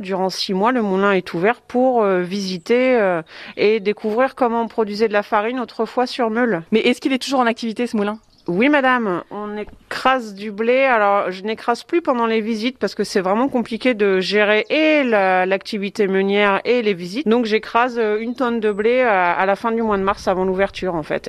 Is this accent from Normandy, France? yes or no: yes; Cosqueville, Normandy, France; j'ai grandi à Cosqueville